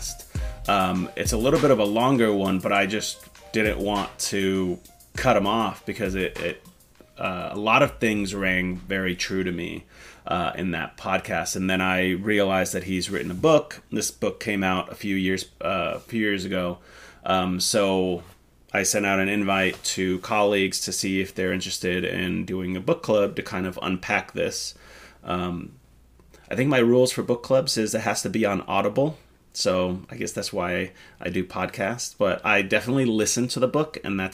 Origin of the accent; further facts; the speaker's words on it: Finland; moved away; I grew up in Finland. I was born and raised in Finland in a smaller town.